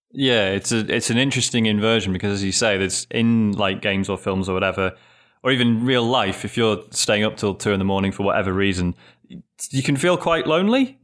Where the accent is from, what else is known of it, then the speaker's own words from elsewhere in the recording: United Kingdom; being British